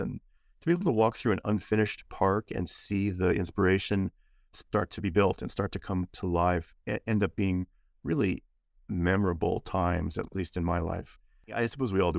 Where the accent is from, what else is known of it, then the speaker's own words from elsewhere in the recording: San Gabriel Valley, Southern California, United States; I grew up in the San Gabriel Valley, which is a lovely part of Southern California, the Los Angeles area